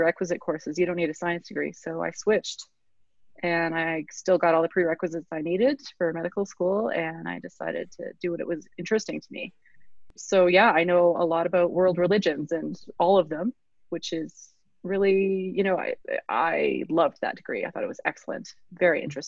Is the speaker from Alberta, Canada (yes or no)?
yes; Calgary, Alberta, Canada; also born or lived in England; I grew up in Kensington in Calgary.